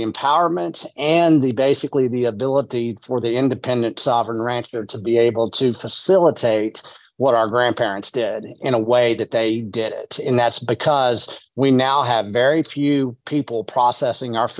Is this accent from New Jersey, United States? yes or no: no; West Texas, United States; I'm from West Texas, you know, the Llano Estacado.